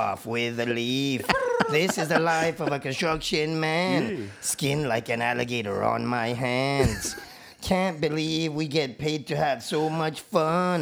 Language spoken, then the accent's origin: English; Toronto, Ontario, Canada; Big up Rexdale, Toronto. Shout out. Growing up on Kipling